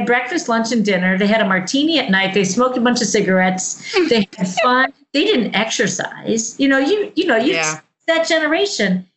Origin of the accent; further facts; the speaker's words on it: United States; I grew up in Amish country